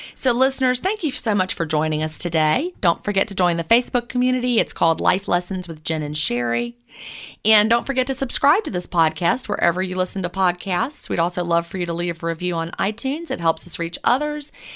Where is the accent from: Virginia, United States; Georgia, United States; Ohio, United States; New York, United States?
Georgia, United States; I'm from Georgia